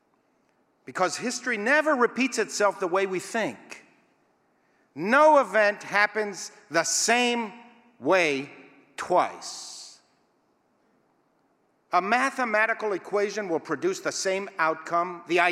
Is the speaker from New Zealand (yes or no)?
no; Israel; I was taught as a youth growing up in Israel